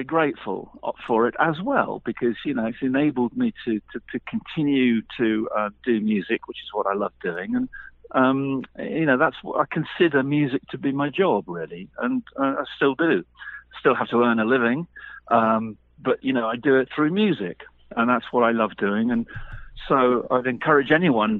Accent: the Midlands, England, United Kingdom; I was born in the Midlands in England, which is sort of 120 miles above London

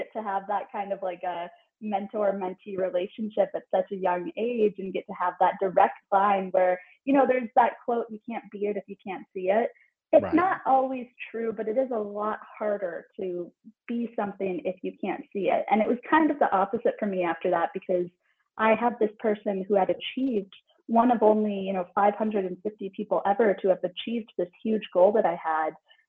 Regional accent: Midwest, United States; But I was just a kid growing up in the Midwest

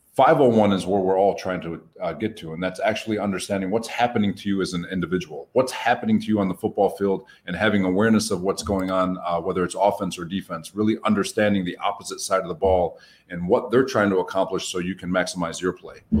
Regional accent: Dearborn, Michigan, United States; Dearborn, uh, which is a specific city, it's just a suburb outside of Detroit

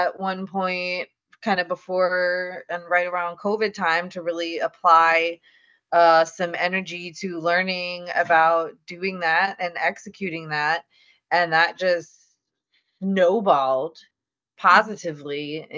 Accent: Louisiana, United States; I'm from Louisiana

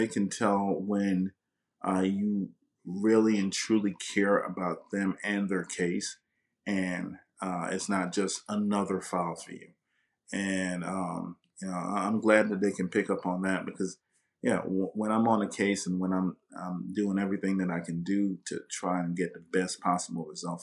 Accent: St. Croix, U.S. Virgin Islands; now in Florida, United States; I'm originally from the Virgin Islands, from St. Croix. And so, you know, we grew up with a lot less there.

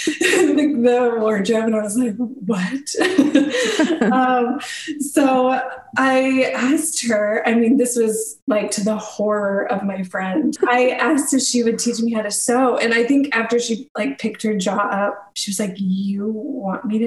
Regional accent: Missouri, United States; I'm from Missouri, and there was a school about an hour and a half away from where I grew up

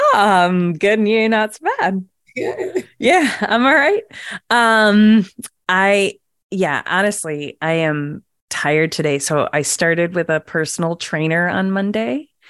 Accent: Virginia, United States; also born or lived in New Jersey; we all met in middle school when I moved down to Virginia from Jersey

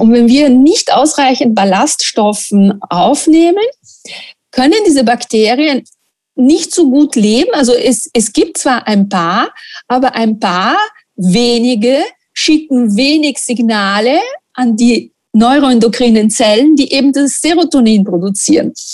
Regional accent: Italy; German is a second language; moved away as an adult; also born or lived in Linz, Austria; now in Austria; ich bin Italienerin und in Italien wird nicht so viel gebacken wie in Österreich

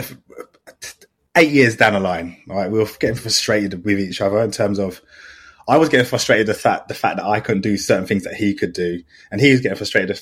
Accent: London, United Kingdom; also born or lived in Southampton; from London

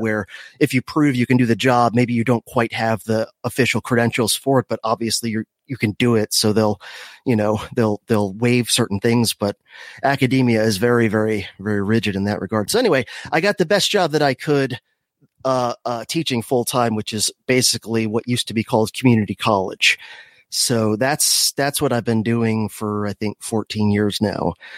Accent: Miami, Florida, United States; I was born in Miami, if, if, uh, you, w, you wanna go ba-, back that far. Um, so I, I grew up in, uh, the craziest part of Florida

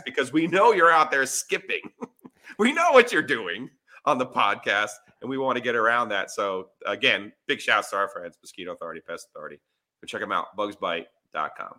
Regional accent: Ringwood, New Jersey, United States; moved away; I'm from Ringwood, New Jersey

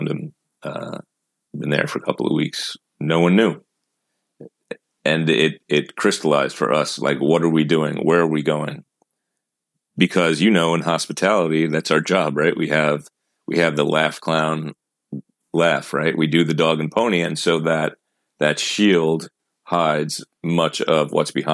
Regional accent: Long Island, New York, United States; also born or lived in Queens, New York; now in Sacramento, United States; I grew up on Long Island

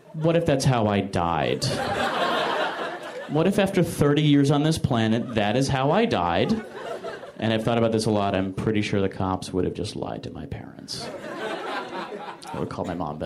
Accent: Michigan, United States; moved away; I'm from Michigan

